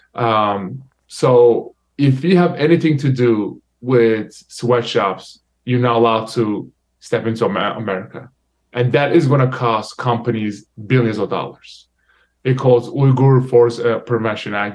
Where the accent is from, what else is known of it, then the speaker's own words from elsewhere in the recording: Turkey; now in United States; my home country Turkey